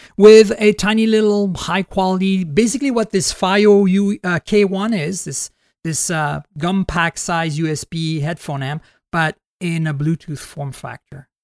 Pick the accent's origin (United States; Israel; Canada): Canada; first language French; English is a second language; I'm Canadian, too